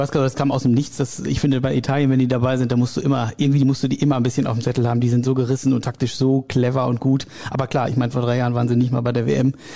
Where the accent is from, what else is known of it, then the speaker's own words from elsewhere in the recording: Ahlen, North Rhine-Westphalia, Germany; Ich bin äh, gebürtiger Ahlener